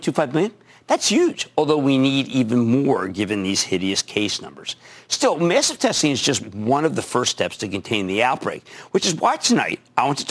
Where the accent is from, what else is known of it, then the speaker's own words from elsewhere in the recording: Philadelphia, Pennsylvania, United States; I'm from Philadelphia.